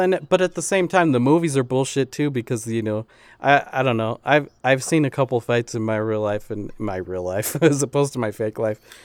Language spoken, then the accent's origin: English; Utah, United States; also born or lived in Chicago; I grew up in Utah